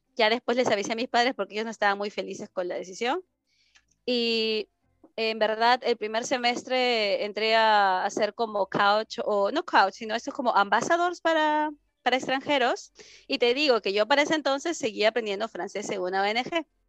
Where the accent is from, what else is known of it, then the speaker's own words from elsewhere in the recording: Lima, Peru; moved away as an adult; now in Germany; soy de Perú